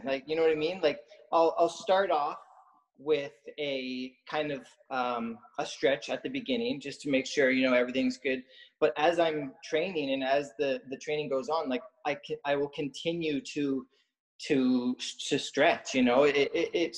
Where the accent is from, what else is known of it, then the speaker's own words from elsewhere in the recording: Lower Sackville, Nova Scotia, Canada; moved away as an adult; also born or lived in Ontario / Dartmouth / Montreal / United States; I grew up in Lower Sackville there. We had just moved from Ontario. So I was about 3.5, 4 years old